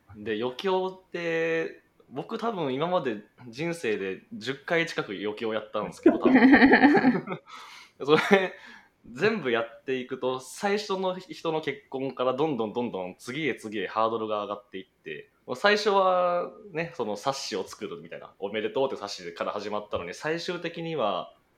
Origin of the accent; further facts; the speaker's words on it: Kumamoto, Japan; moved away as an adult; also born or lived in Kyoto; 熊本生まれです